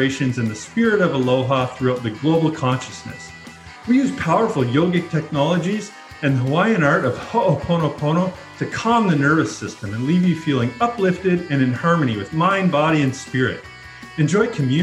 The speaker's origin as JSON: {"language": "English", "region": "Ontario", "country": "Canada", "said": "As a Canadian, it's kind of embarrassing when you go to Quebec and you can't speak the language"}